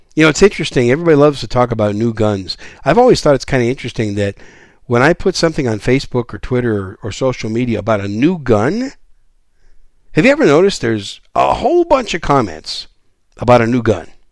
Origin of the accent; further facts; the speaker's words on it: Wisconsin, United States; also born or lived in New York City; I was born in New York City. I was raised in Wisconsin.